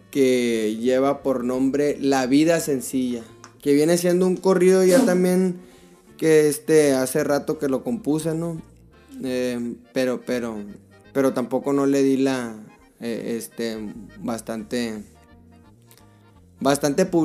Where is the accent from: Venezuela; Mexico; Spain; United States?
Mexico; somos mexicanos, nos traemos raíces raíces mexicanas, o sea que esto pues como ya de niño pues yo escucho corridos de niño